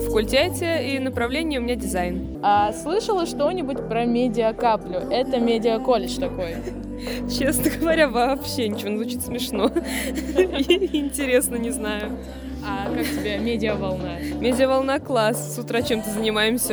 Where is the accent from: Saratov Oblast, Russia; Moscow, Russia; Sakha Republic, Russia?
Saratov Oblast, Russia; Saratov; я из Саратова, учусь